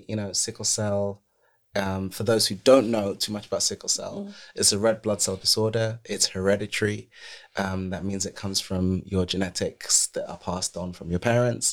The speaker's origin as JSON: {"language": "English", "region": "London", "country": "United Kingdom", "tie": "born or raised there", "said": "We grew up in Brixton"}